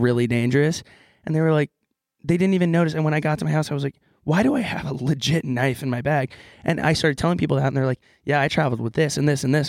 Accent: California, United States

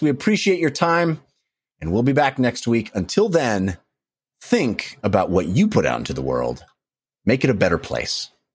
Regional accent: Bay Area, California, United States; growing up in the Bay Area

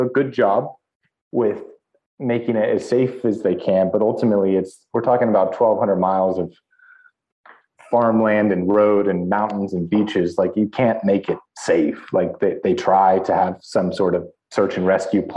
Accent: Northern California, United States; also born or lived in Europe; growing up in California, fairly close to Mexico

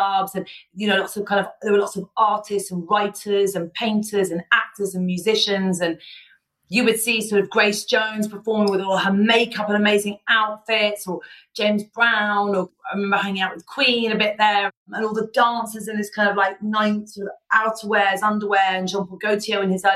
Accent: Ibiza, Balearic Islands, Spain; I grew up in Ibiza

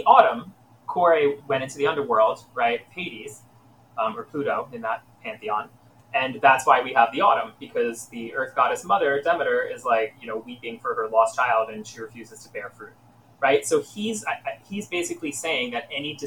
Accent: United States; I'm also an American

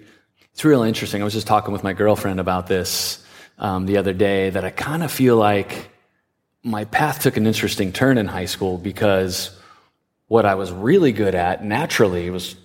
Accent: San Diego, California, United States; I was born here in San Diego, born and raised, lived here my whole life

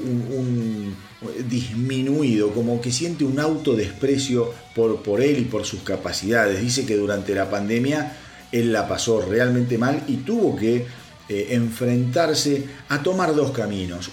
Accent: Argentina; en mi país, en Argentina

